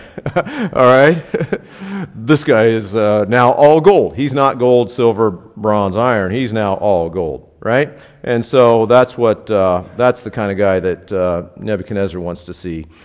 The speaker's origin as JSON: {"language": "English", "country": "United States", "said": "I grew up like this as an American"}